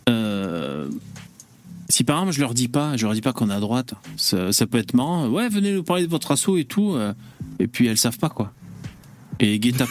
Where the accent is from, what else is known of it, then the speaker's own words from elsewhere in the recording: Pays de la Loire, France; also born or lived in Madagascar / Paris; je suis né à Madagascar, j'ai grandi dans de nombreux villages français, dont particulièrement en Sarthe. J'ai vécu de nombreuses années à Paris.